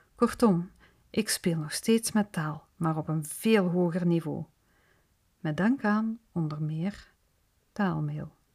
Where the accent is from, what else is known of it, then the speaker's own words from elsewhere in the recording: Flanders, Belgium; accent: tussentaal (Flemish intermediate Dutch); first language Dutch (Flemish tussentaal); mijn moedertaal eigenlijk de variant die tegenwoordig tussentaal wordt genoemd